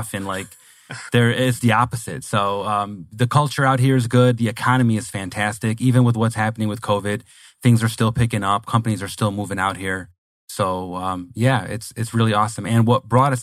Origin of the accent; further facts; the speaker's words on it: Detroit, Michigan, United States; moved away as an adult; now in Phoenix, United States; Oh, I'm originally from Michigan, the Detroit metropolitan area. I was born and raised there, lived there my whole life, and have been in Phoenix for less than 2 years now